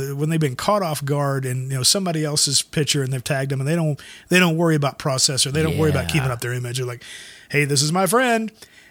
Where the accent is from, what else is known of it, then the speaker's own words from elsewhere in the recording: the South, United States; I come from the South.